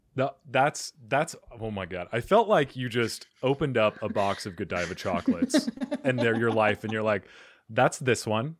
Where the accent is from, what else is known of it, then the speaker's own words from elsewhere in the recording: Arizona, United States; moved away as an adult; also born or lived in New York tri-state area; I am originally from Arizona, but then I moved to the tri state area.